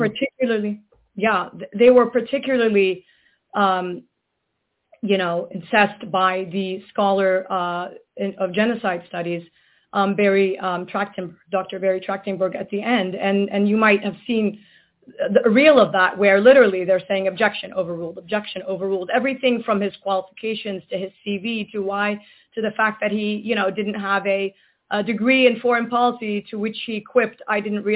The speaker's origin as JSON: {"language": "English", "town": "Gaza", "region": "Gaza Strip", "country": "Palestine", "moved": "yes", "lives_now": "United States"}